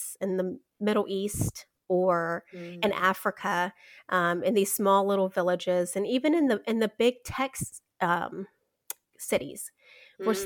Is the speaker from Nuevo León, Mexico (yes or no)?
no; Chihuahua, Mexico; now in Charlotte, United States; I'm actually born and raised in Mexico, right across the border in Chihuahua, Mexico.